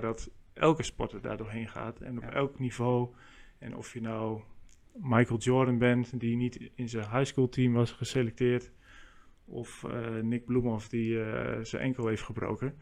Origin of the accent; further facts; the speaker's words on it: Meppel, Drenthe, Netherlands; bij ons in Meppel, waar ik vandaan kom